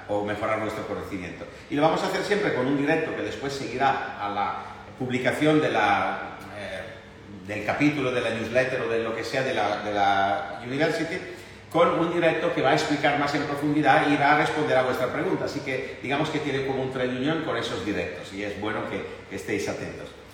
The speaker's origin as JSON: {"language": "Spanish", "country": "Italy", "moved": "yes", "lives_now": "Spain", "said": "como italiano"}